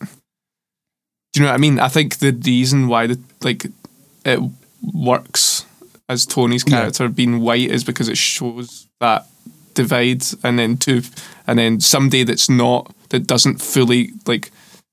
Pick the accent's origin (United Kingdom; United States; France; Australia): United Kingdom; Scotland; we are three Scottish dudes.